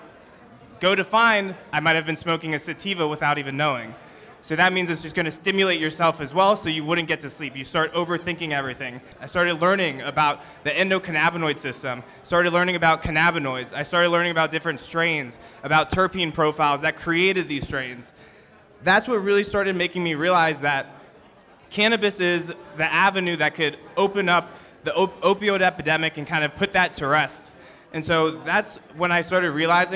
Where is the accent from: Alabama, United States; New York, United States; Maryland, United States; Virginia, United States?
Virginia, United States; Northern; I grew up actually in Northern Virginia